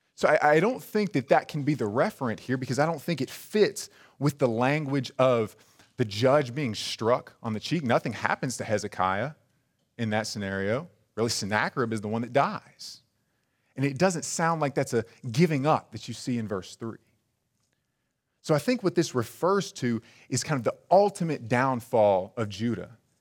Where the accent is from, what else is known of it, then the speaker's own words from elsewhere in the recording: El Dorado, Arkansas, United States; I, I myself am from a small town, and when people ask me where I'm from, I just kinda give 'em an area. I just tell 'em South Arkansas. 'Cause if I were to tell you, "Oh, I'm, I'm from El Dorado,"